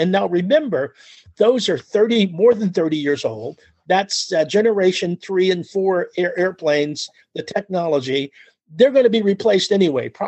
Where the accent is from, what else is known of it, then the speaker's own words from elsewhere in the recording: United States; also born or lived in California; as an American